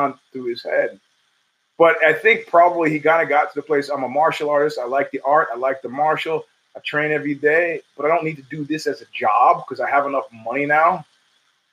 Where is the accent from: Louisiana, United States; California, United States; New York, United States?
New York, United States; I'm a New Yorker